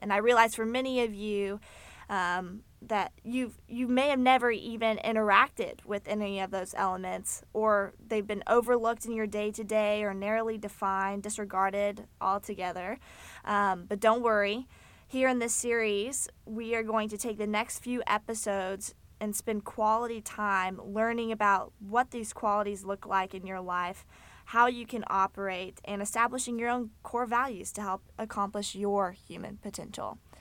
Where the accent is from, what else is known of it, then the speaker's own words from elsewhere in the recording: Fort Worth, Texas, United States; I was born in Fort Worth, Texas, to a family